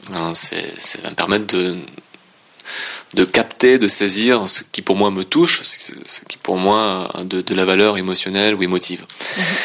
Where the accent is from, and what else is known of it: Alsace, Grand Est, France; also born or lived in Laos